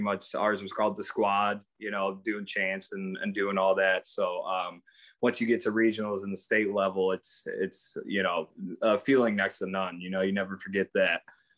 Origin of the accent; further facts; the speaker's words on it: Midwest, United States; I'm from the Midwest, so we're all about fundamentals.